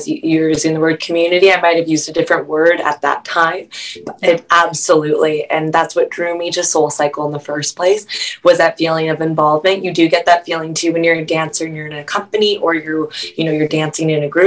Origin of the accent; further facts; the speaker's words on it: Vancouver, British Columbia, Canada; I'm from Vancouver.